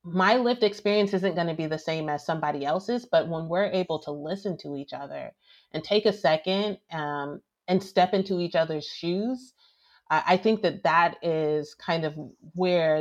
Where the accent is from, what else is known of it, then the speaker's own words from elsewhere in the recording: Alabama, United States; I grew up in Alabama